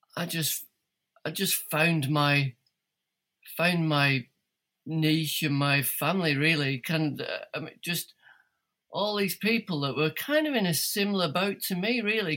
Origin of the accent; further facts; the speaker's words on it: Bolton, North West England, United Kingdom; moved away as an adult; now in Tasmania, Australia; I'm from Bolton, just north of Manchester originally. And I mean, I grew up on the top of Wilton